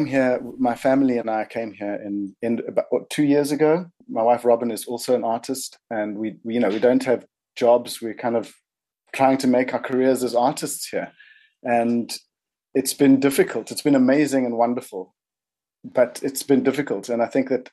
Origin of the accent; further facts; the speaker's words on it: South Africa; moved away as an adult; now in New Zealand; I'm from South Africa, but it feels like I came to New Zealand